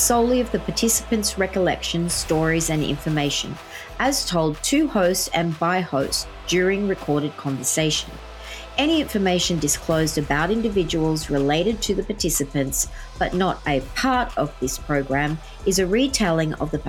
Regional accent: Australia; I'm an Australian

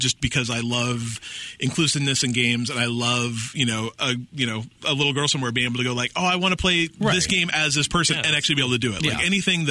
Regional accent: Salt Lake City, Utah, United States; I grew up in Utah, which is like a whole sea of white middle class, you know, males.

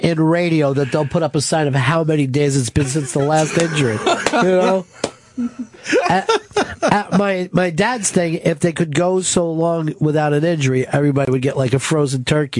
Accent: Pennsylvania, United States; I'm from Delaware County originally and a lot of factories along there

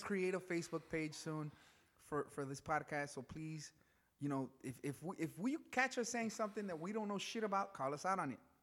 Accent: Chicago, Illinois, United States; growing up in back of the yards

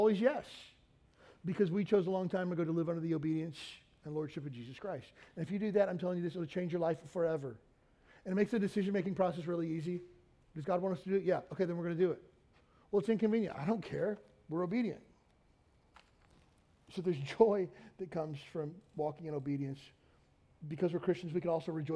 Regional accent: Kentucky, United States; moved away; I grew up in Kentucky

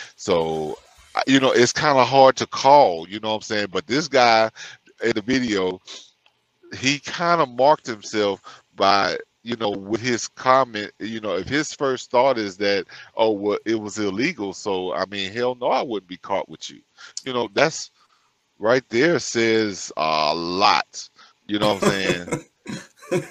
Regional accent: Louisiana, United States; born or raised there

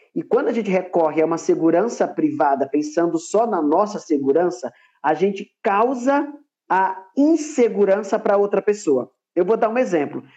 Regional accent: Paraíba, Brazil; now in São Paulo, Brazil; eu nasci, na verdade, na Paraíba, mas atualmente eu moro em São Paulo

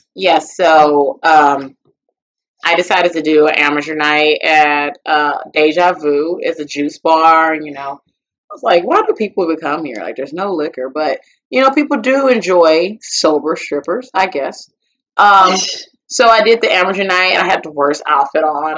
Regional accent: Puerto Rico; I was born in Puerto Rico

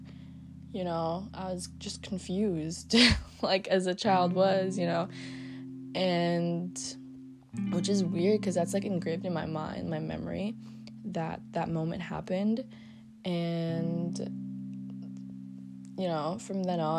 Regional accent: Philippines; moved away; our island is known for having, like, a lot of tourism, because it is the marble capital of the Philippines

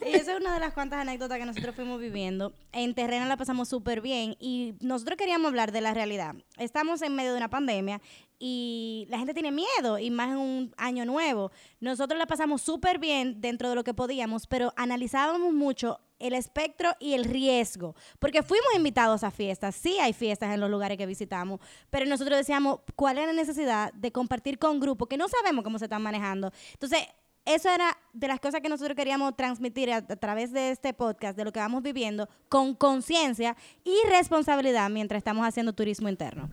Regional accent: Dominican Republic; nosotros como dominicanos

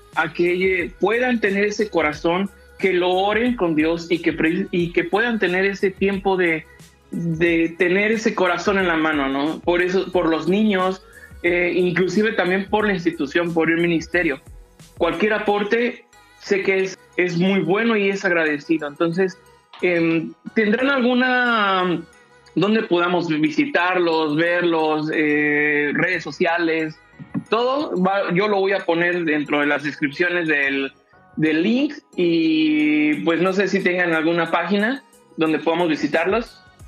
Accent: Mexico; tenemos como cultura mexicana

